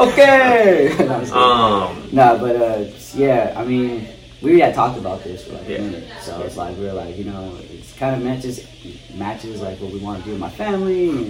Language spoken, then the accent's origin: English; Texas, United States; Well, I'm from Texas, so like, you know, it's quite different.